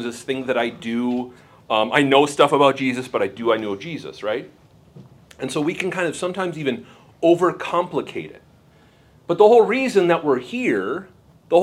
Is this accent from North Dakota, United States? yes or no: yes; Bismarck, North Dakota, United States; I am from Bismarck, North Dakota